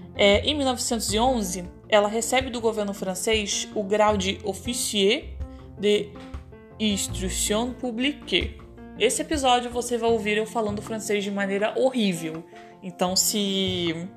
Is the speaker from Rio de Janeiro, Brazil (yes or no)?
yes; Petrópolis, Rio de Janeiro, Brazil; na cidade que eu nasci, em Petrópolis